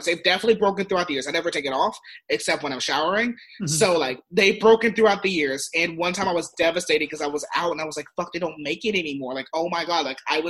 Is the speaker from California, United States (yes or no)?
yes; San Diego, California, United States; I grew up in San Diego